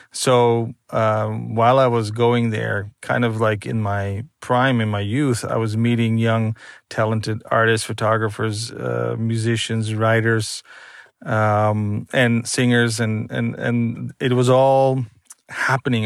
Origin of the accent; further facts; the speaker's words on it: Netherlands; born and raised in Holland